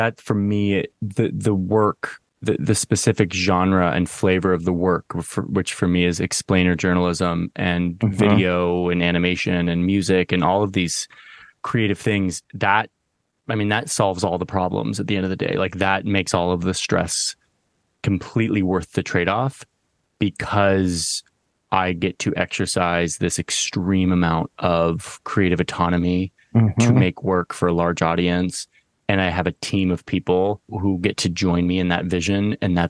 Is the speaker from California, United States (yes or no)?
no; Southern Oregon, United States; So I grew up in Southern Oregon, not the Mecca. I grew up in actually a very like hippie liberal town, but it was a liberal town that was surrounded by like kind of these libertarian counties in Southern Oregon.